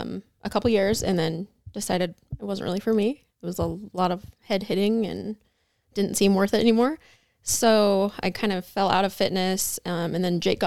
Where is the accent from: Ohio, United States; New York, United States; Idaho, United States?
Idaho, United States; Pocatello; Originally from Pocatello, Idaho.